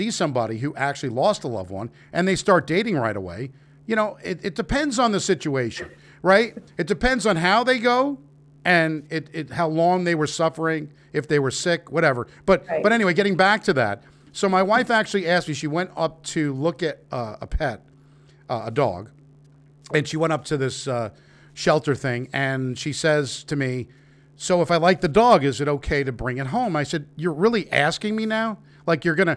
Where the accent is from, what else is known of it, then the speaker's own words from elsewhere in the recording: New York, United States; moved away as an adult; I'm from New York originally. I've been living here for 20 years.